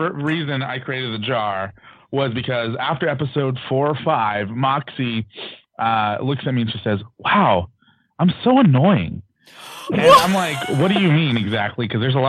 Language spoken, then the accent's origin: English; North Orange County, California, United States; I was born and raised in North Orange County.